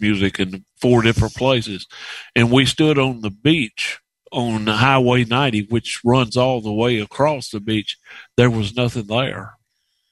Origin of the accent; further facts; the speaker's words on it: North Mississippi, United States; we grew up in North Mississippi